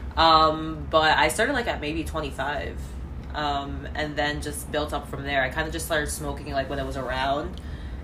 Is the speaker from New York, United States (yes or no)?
yes; New York City, New York, United States; I'm from Brooklyn, born and raised